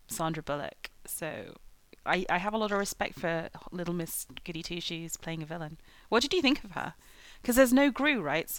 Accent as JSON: {"language": "English", "region": "England", "country": "United Kingdom", "said": "it was quite fun being English"}